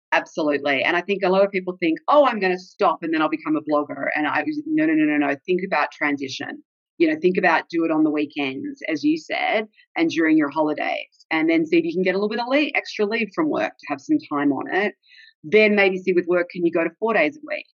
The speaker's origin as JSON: {"language": "English", "country": "Australia", "tie": "born or raised there", "also_born_or_lived": "Texas, United States / Seattle, United States", "accent": "Australian", "moved": "as an adult", "lives_now": "London, United Kingdom", "said": "I was born in Australia"}